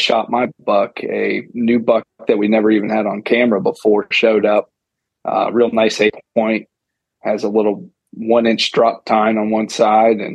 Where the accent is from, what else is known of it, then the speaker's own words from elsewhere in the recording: Pinellas County, Florida, United States; also born or lived in Pasco County, Florida; I'm from Pinellas County, Florida, but reside in Pasco County now.